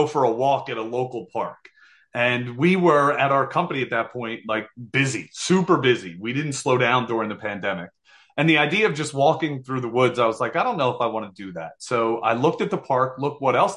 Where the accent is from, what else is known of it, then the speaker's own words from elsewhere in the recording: New Jersey, United States; we're from Jersey here, and I'm one of five boys